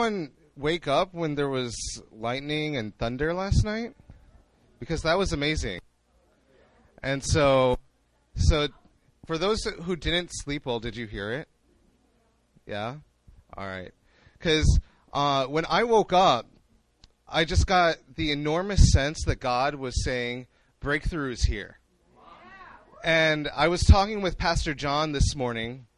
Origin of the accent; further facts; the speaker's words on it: Chicago, Illinois, United States; moved away as an adult; now in Seoul, South Korea; I was born and raised in Chicago